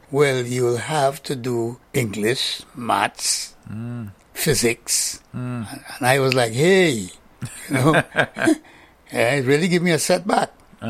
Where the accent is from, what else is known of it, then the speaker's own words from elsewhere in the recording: Trinidad & Tobago; moved away as an adult; also born or lived in England; I'm from Trinidad